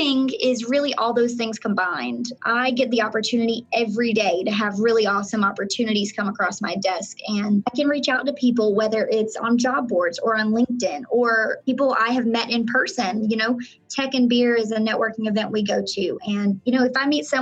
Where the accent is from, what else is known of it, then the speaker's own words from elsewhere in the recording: Florida panhandle, United States; moved away as an adult; now in Orlando, United States; I was actually born and raised in Florida. I was actually born in the panhandle of Florida. So I grew up in a small town